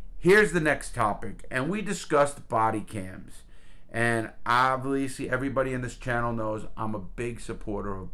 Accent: New York, United States; now in Palm Bay, United States; We're both from New York.

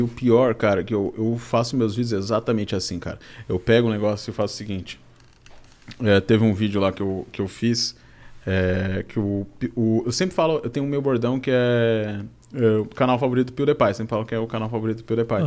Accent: Balneário Camboriú, Santa Catarina, Brazil; Nasci lá, nasci em Balneário Camboriú.

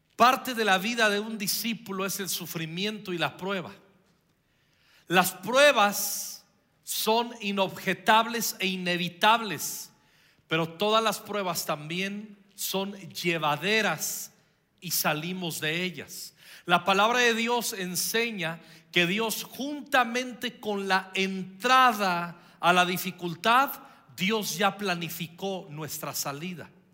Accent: Michoacán, Mexico; estaba en la primaria yo, y, fui el que representó a, eh, a mi pueblo ante todo el estado de Michoacán

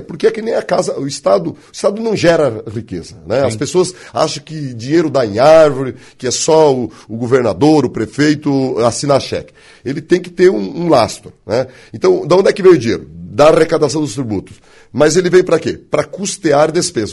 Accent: West of Santa Catarina, Brazil; moved away as an adult; also born or lived in Florianópolis, Brazil; now in Blumenau, Brazil; nascido e criado no Oeste, formado no Leste e trabalho no Norte

